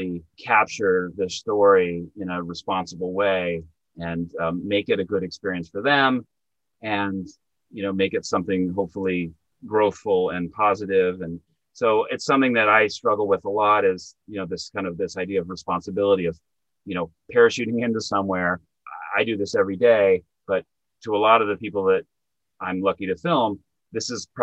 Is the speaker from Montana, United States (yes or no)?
yes; Montana, United States; now in New York, United States; where I grew up in Montana, 9, 10, 11-year-old kids want to play Little League baseball